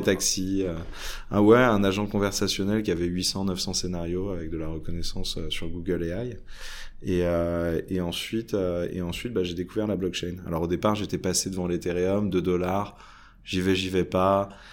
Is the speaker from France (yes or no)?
yes; France; je suis français sur plein de caractères